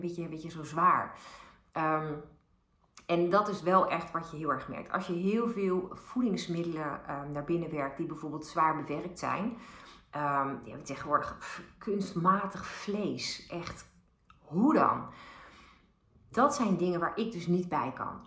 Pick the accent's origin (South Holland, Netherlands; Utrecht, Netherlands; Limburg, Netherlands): Utrecht, Netherlands; Bilthoven; ik ben opgegroeid in Beeldhoven bij de Julianenlaan En dat is heel dicht bij het spoor, uh, het, het, treinspoor tussen Den Dolder en Utrecht